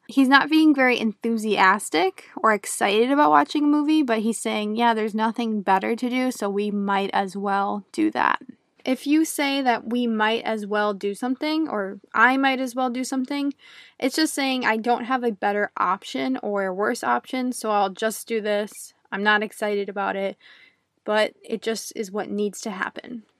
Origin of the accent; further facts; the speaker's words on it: United States; first language English; a native English speaker from the United States